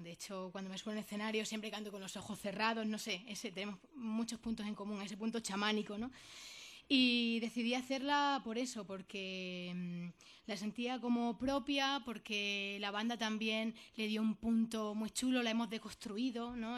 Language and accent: Spanish; Jaraíz de la Vera, Extremadura, Spain